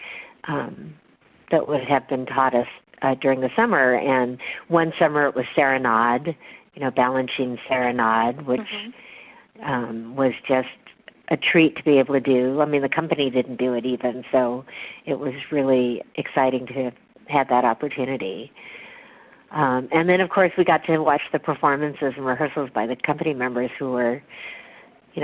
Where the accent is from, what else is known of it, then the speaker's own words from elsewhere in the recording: Seattle, Washington, United States; now in Los Angeles, United States; I was from the Seattle area